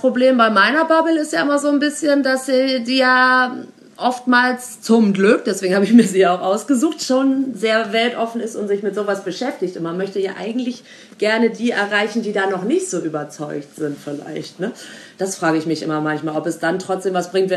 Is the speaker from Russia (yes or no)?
no; Germany; ich als Deutsche Weise Frau